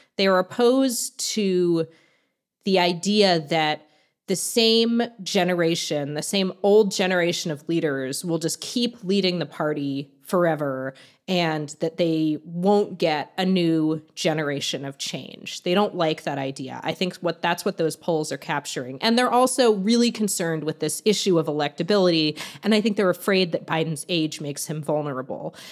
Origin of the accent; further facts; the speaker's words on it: Virginia, United States; I'm from Virginia